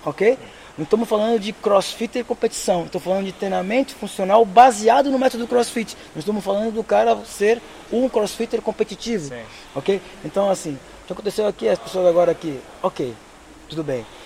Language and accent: Portuguese; Brazil; moved away as an adult; also born or lived in Aveiro, Portugal; now in Portugal; eu saí do Brasil